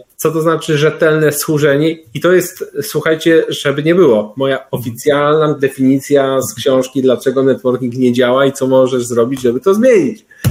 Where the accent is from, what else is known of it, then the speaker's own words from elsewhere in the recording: Pruszków, Masovian Voivodeship, Poland; pierwsze lata swojego życia spędziłem w Pruszkowie